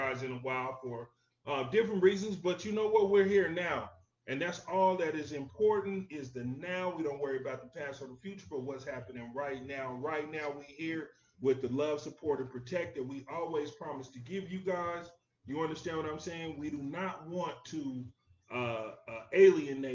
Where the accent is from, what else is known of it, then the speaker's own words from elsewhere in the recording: United States; I'm an American.